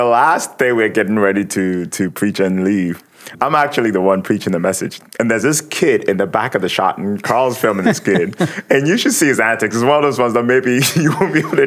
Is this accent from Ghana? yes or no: yes; Ghana; moved away; I grew up in Ghana